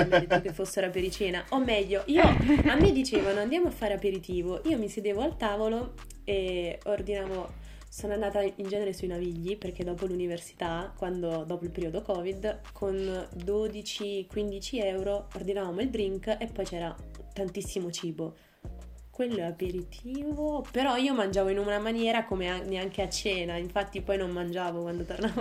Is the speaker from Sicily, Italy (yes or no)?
no; Naples, Campania, Italy; moved away as an adult; now in Milan, Italy; io vengo da Napoli